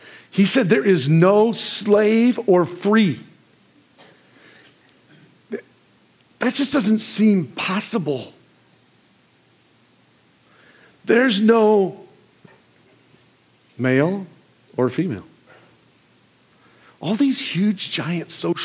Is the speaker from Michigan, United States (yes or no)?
yes; Marcellus, Michigan, United States; Marcellus, Michigan